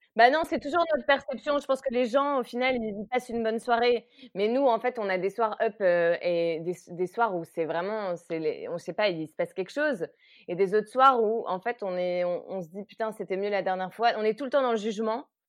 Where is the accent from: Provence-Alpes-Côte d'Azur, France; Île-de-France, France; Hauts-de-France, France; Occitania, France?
Hauts-de-France, France; Lille; also born or lived in Vancouver, Canada; je suis originaire de Lille